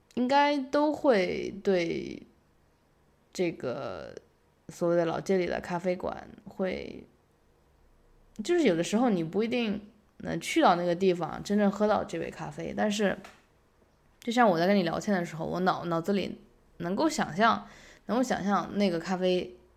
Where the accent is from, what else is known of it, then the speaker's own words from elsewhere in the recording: Yangzhou, Jiangsu, China; moved away; 我家乡啊，扬州比较像